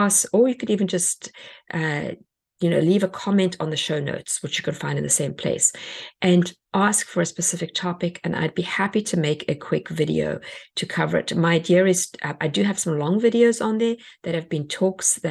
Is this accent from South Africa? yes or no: yes; South Africa; now in United States; I come from South Africa